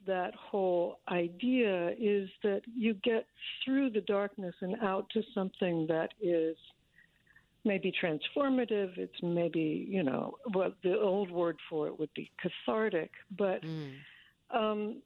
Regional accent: Washington, District of Columbia, United States; I grew up mostly in Washington, D.C.

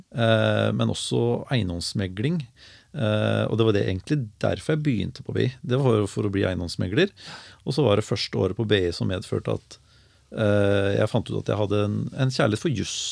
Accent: Larvik, Vestfold, Norway; also born or lived in Oslo / Skien; jeg er født og oppvokst i Larvik

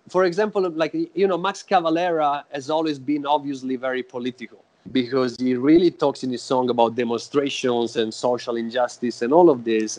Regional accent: Florence, Tuscany, Italy; now in Oakland, United States; I was born in Florence, in Italy.

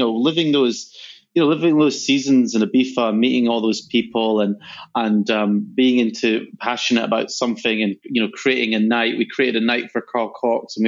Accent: Scotland, United Kingdom; moved away; also born or lived in London / New York; I come from Scotland

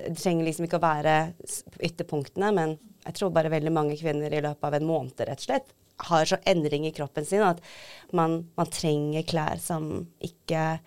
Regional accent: Tromsø, Troms, Norway; moved away as an adult; also born or lived in Seoul, South Korea / London, United Kingdom; opprinnelig født i Seoul i Sør-Korea, adoptert til Tromsø, vokste opp der.

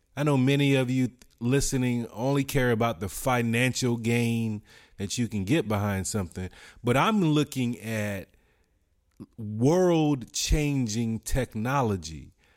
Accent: United States; as an American

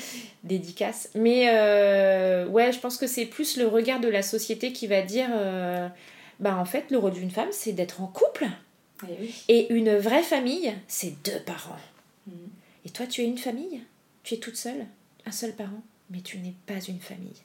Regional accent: Paris, Île-de-France, France; also born or lived in Argentina; je suis parisienne, mes parents habitent pas loin de chez moi

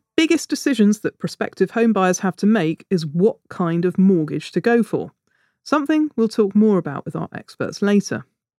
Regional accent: Hitchin, East of England, United Kingdom; I was born in Hitchin.

